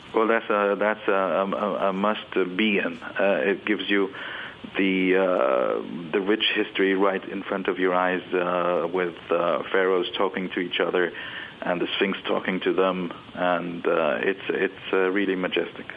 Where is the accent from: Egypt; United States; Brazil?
Egypt; Cairo, Cairo Governorate; It's my hometown